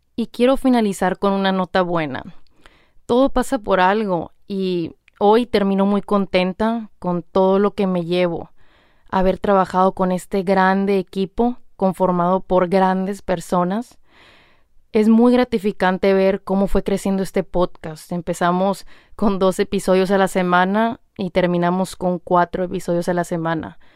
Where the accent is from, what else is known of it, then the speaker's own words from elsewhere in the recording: Hermosillo, Sonora, Mexico; moved away; ahí en Hermosillo, Sonora, México, de donde yo soy